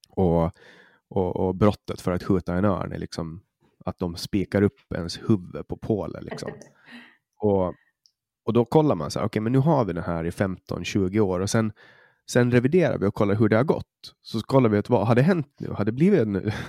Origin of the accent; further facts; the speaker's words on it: Åland, Finland; du hör, som ålänning så nej